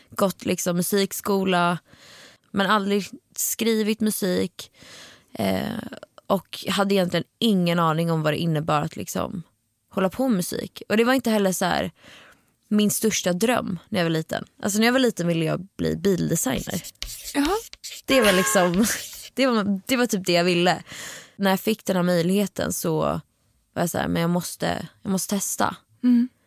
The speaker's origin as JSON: {"language": "Swedish", "town": "Stockholm", "region": "Stockholm County", "country": "Sweden", "tie": "born or raised there", "said": "Född och uppvuxen i Stockholm i eh, den nya delen Hammarby sjöstad."}